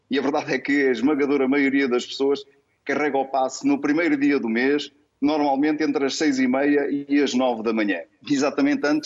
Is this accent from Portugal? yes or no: yes; Portugal; É isso que é preciso fazer, como português, como cidadão e como cidadão do mundo